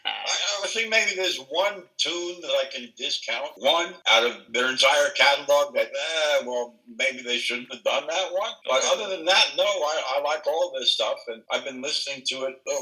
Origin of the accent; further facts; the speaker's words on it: New York City, New York, United States; also born or lived in Virginia Beach; Where I grew up in the Bronx